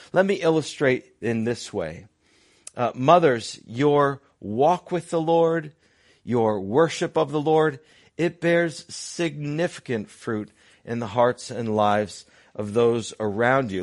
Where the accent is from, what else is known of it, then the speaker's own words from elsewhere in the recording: Connecticut, United States; when I was a 10 year old punk growing up in Connecticut